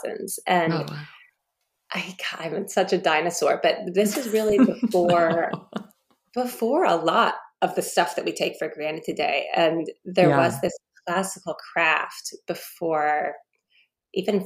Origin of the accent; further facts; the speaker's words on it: Leesburg, Virginia, United States; I grew up in Leesburg, Virginia. I'm a Virginia girl through and through